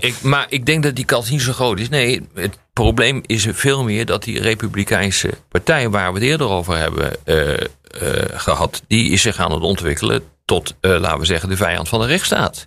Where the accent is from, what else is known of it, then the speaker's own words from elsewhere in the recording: Netherlands; ik ben geen Amerikaan. Ik ben een Nederlander